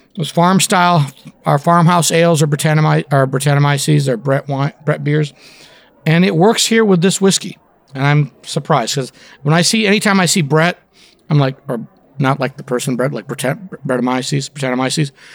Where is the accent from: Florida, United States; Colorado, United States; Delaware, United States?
Florida, United States; born or raised there; also born or lived in India / Canada